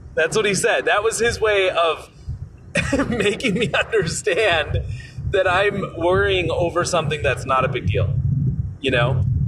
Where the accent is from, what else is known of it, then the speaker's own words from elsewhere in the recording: United States; as the American there